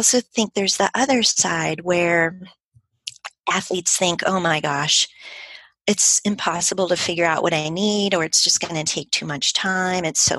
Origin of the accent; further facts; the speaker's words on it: Midwest, United States; moved away as an adult; also born or lived in Colorado; I'm from the Midwest